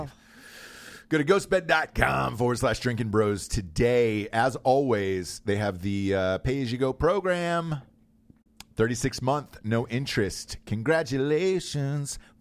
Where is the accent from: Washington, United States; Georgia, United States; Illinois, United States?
Georgia, United States; Forsyth County; there was a county that I grew up in that still, like, hated black people as of, like, the nineteen nineties. Um, Forsyth County was the name of it